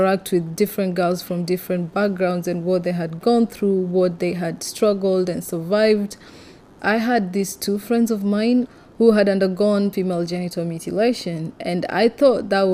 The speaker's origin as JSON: {"language": "English", "town": "Mombasa", "region": "Mombasa County", "country": "Kenya", "tie": "born or raised there", "said": "I'm 23 years old and I'm from Kenya"}